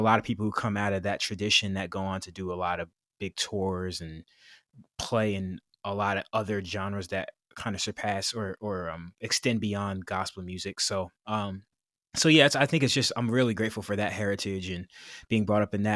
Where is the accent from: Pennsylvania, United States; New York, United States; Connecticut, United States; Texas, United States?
New York, United States; Kingston; I'm from Kingston, New York, which is a small city about ninety miles north of Manhattan